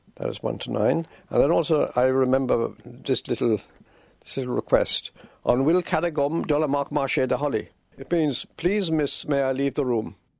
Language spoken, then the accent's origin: English; Belfast, Northern Ireland, United Kingdom; I was brought up in East Belfast, in a very Protestant area